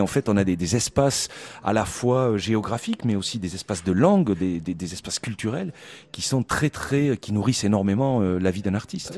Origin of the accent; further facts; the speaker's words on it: Toulouse, Occitania, France; moved away; also born or lived in Poland; je suis toulousain